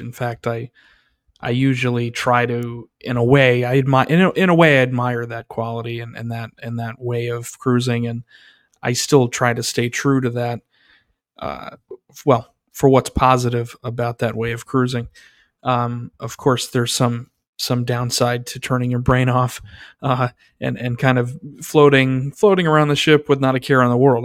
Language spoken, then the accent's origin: English; New York, United States; as a New Yorker